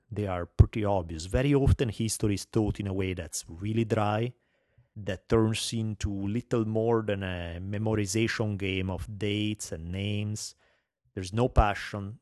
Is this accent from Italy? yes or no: yes; Italy; accent: heavy Italian; English is a second language; moved away as an adult; now in United States; I have a heavy Italian accent